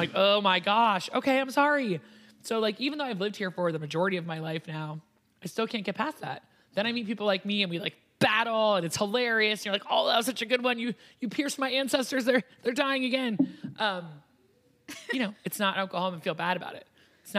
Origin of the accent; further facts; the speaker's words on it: New York, United States; now in Cincinnati, United States; where I grew up in New York, in a Jewish community that I lived